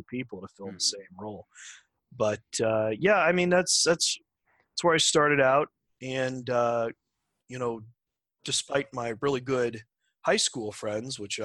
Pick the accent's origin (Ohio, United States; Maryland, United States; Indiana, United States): Ohio, United States; Massillon; I grew up in Ohio, in Jackson Township, which is in Massillon, which is right by Canton, North Canton area